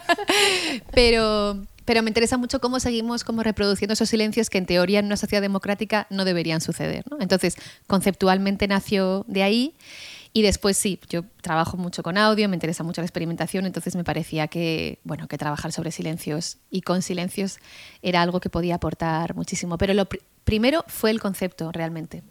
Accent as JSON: {"language": "Spanish", "country": "Spain", "said": "siendo española"}